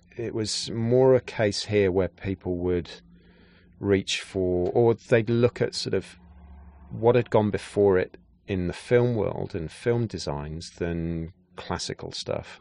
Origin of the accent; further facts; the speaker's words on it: Gloucestershire, South West England, United Kingdom; moved away as an adult; also born or lived in London; growing up in Gloucestershire in the West Country of England